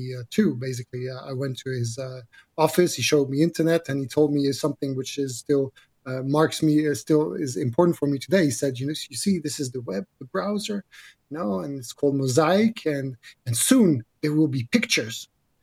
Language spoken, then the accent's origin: English; Netherlands; I grew up in Holland, in the French school in Holland.